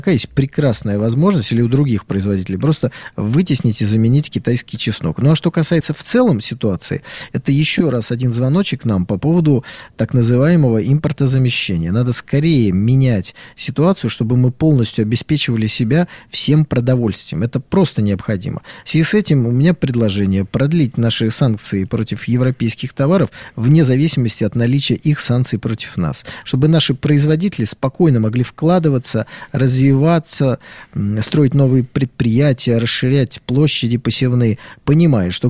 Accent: Saint Petersburg, Russia; Я, как питерец, знаете, могу долю раздора в этот разговор внести.

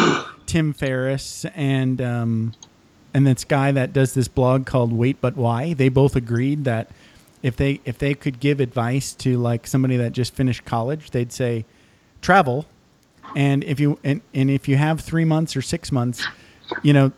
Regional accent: Michigan, United States; I grew up in Michigan in a very small town

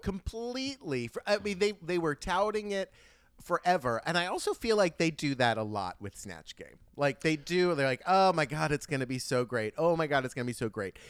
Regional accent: United States; as an American

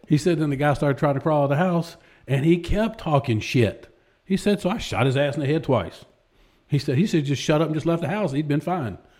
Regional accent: Texas, United States; accent: country drawl; also born or lived in Waco, Texas / Lubbock, Texas / Pflugerville, Texas / Hewitt, Texas; now in Austin, United States; all over Texas. I was born in Waco, lived in Lubbock, lived north side of Austin, went to school at Pflugerville, few years, moved back to Waco

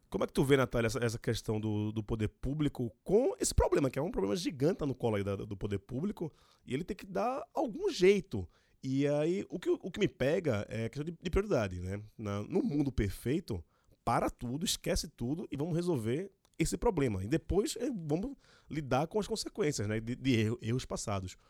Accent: Recife, Pernambuco, Brazil; now in São Paulo, Brazil; eu sou de Recife, mas moro em São Paulo

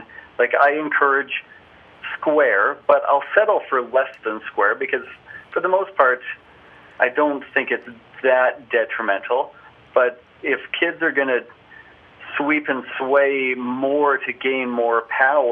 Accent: Calgary, Alberta, Canada; also born or lived in Orlando; I am in my hometown of Calgary, Alberta, Canada, which is where I live full-time

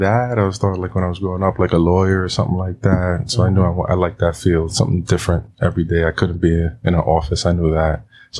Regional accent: New York City, New York, United States; also born or lived in Astoria, Queens; I grew up in Washington Heights, Manhattan.

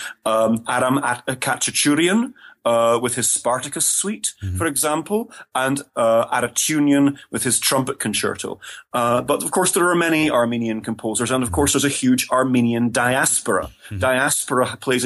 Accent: Scotland, United Kingdom; first language English; moved away as an adult; also born or lived in England / Germany / Inverness; culturally, I identify myself very strongly as a Scot. Mm-hmm. But of course, I grew up in Britain

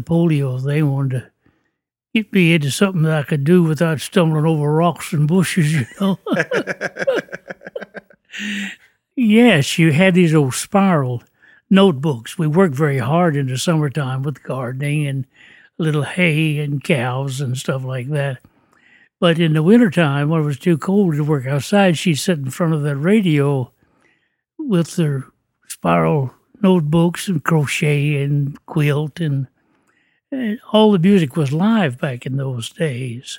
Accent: Shenandoah Valley, Virginia, United States; I was raised up in the Shenandoah Valley, Virginia, right in the heart of the valley, near the foot of the Blue

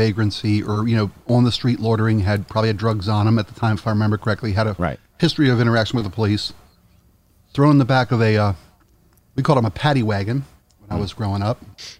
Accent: Baltimore, Maryland, United States; moved away; And then I went to Baltimore to see what had become of my hometown

